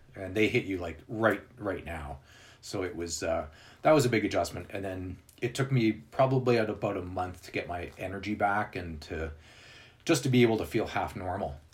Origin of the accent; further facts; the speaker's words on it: Winnipeg, Manitoba, Canada; moved away as an adult; also born or lived in British Columbia; now in Calgary, Canada; I'm actually originally from Winnipeg. Okay. Uh, which is in this the center of Canada, and then I moved to BC